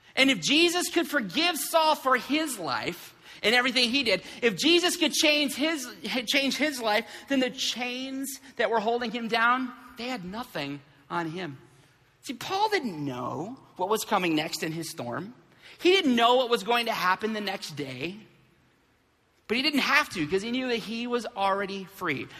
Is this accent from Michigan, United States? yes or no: yes; Flint, Michigan, United States; when we were kids, uh, growing up in Flint